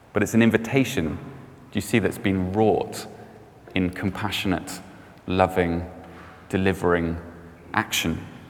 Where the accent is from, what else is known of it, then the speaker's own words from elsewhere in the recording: Cardiff, Wales, United Kingdom; i grew up in Cardiff.